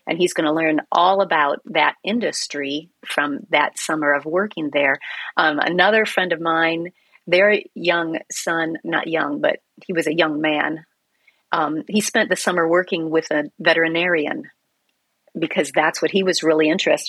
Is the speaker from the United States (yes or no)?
yes; Iowa, United States; when I was growing up in Iowa